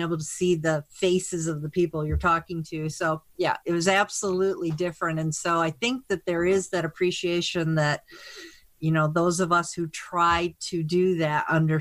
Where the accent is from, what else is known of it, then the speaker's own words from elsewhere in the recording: Michigan, United States; I'm actually from Michigan, went to school there